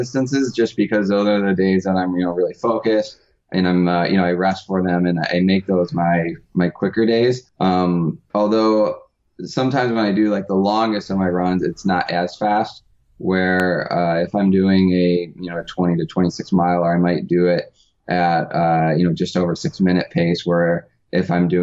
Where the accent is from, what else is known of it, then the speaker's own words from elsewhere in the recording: Michigan, United States; now in Monterey, United States; I grew up in Michigan where it's very, very distinct seasons